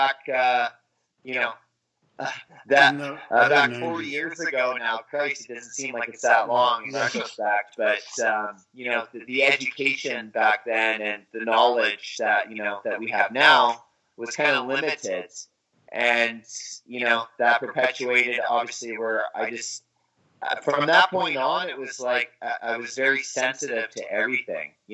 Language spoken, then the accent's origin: English; Vancouver, British Columbia, Canada; I'm from Vancouver, British Columbia. That's where my dream started